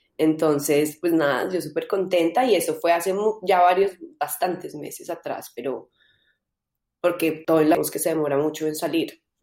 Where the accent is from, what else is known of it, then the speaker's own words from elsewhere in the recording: Colombia; also born or lived in London / Los Angeles; now in Madrid, Spain; soy de Colombia